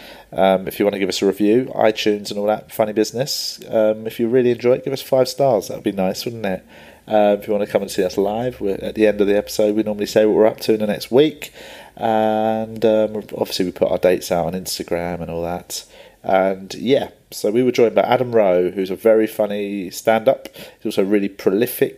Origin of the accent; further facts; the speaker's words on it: London, United Kingdom; I grew up in Tooting in South London